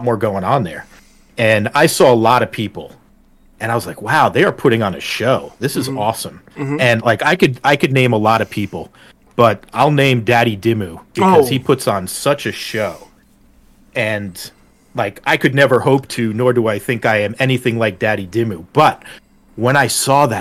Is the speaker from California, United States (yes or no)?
no; northern New Jersey, United States; moved away as an adult; now in Pennsylvania, United States; I grew up in northern New Jersey